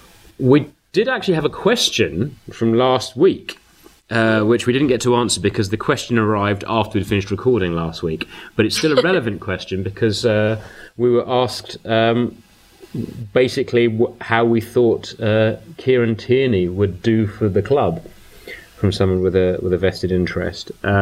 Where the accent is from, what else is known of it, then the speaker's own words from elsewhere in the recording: Glasgow, Scotland, United Kingdom; all my favourite things are basically Celtic because I grew up in Glasgow. I'm a Celtic fan.